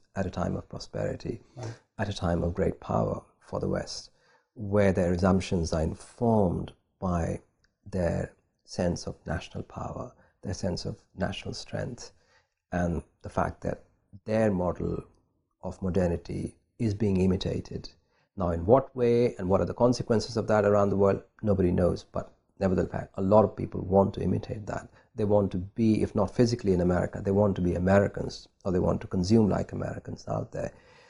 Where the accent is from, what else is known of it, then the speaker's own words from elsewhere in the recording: India; And that's really been the experience for me of living in India, of growing up in India